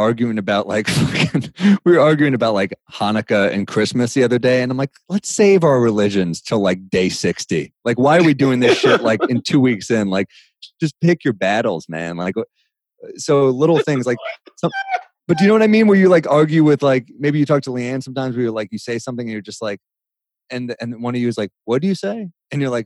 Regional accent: New York City, New York, United States; I'm a native New Yorker

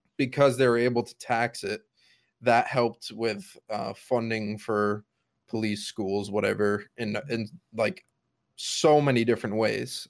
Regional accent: Connecticut, United States; Connecticut, my home state

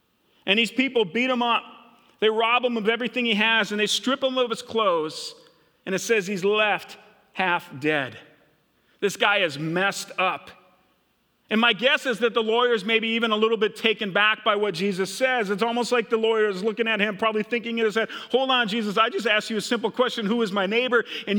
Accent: Minnesota, United States; now in Hillcrest, United States; I grew up in Minnesota. When I first moved to Hillcrest and started working here 24 years ago, which is crazy to even think about, I had the craziest, worst accent ever, okay?

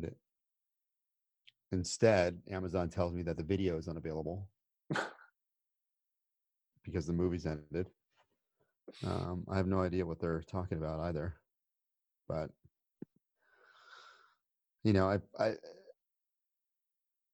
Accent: United States; I'm American

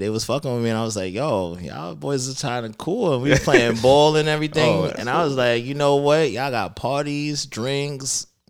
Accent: New York City, New York, United States; also born or lived in Buffalo; I'm from the BX, the Boogie.

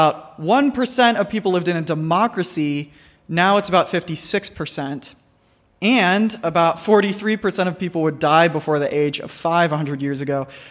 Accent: United States; growing up in the United States

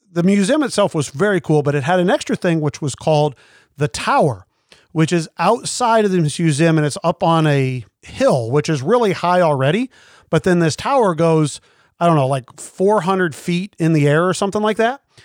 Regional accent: Kansas City, Missouri, United States; I grew up in Kansas City

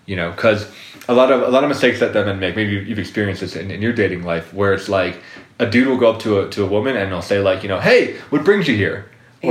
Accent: Colorado, United States; I'm from Colorado

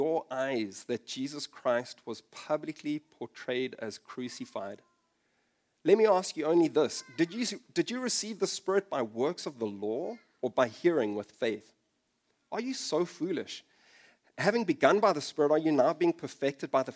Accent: South Africa; moved away as an adult; also born or lived in London; I moved to London from South Africa for a short while

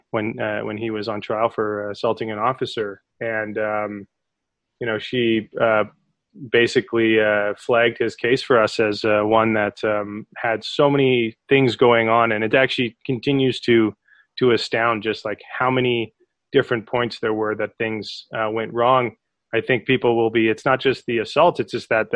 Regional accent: Calgary, Alberta, Canada; also born or lived in Toronto; we actually met as far back as grade four growing up in Calgary

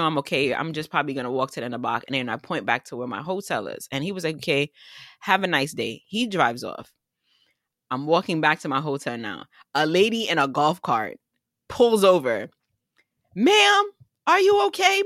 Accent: New York, United States; as a New Yorker

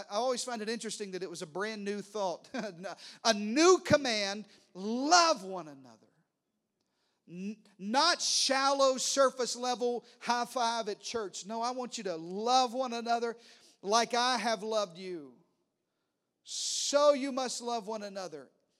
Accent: Texas, United States; Listen, I'm a Texan preacher. I drive an F-150, and I stand up and salute the... I'm red, white, and blue.

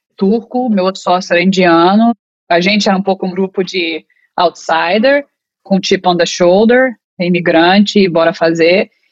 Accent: Brazil; moved away as an adult; now in United States; eu vim do Brasil para cá, para os Estados Unidos, como advogada, fora brasileira

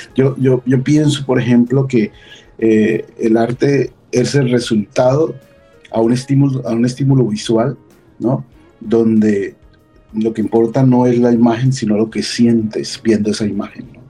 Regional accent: Colombia; now in United States; yo salí hace 25 años de Colombia

